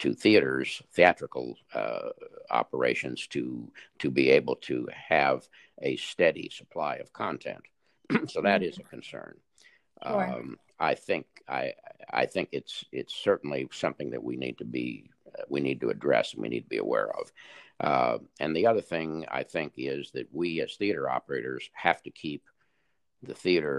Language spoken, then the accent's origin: English; Los Angeles, California, United States; I was born and raised in Los Angeles